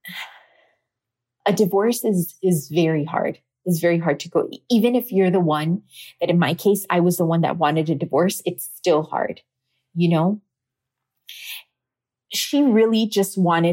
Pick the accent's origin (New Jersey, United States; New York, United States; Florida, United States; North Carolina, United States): Florida, United States; Miami; My family's Cuban, so I was born in Miami, but my parents are Cuban